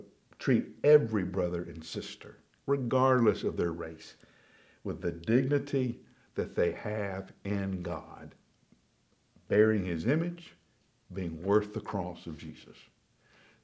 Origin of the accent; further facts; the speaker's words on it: Alabama, United States; Now, I grew up in Alabama in the 60s and 70s